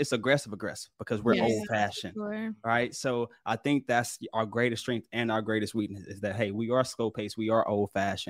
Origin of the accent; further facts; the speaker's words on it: Houston, Texas, United States; now in Dallas, United States; I'm from Houston. I live in Dallas now.